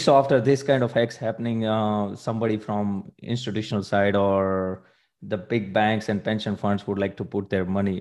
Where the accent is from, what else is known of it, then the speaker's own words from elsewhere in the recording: India; now in Munich, Germany; I am basically from India